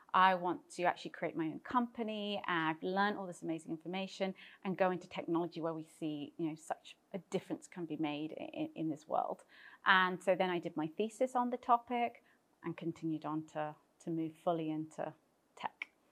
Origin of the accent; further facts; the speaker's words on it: United Kingdom; moved away as an adult; also born or lived in London; now in Cyprus; I am British and moved to Cyprus a number of years ago